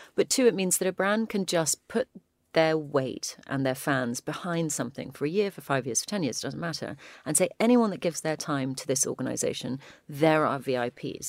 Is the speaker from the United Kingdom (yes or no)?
yes; United Kingdom; we're British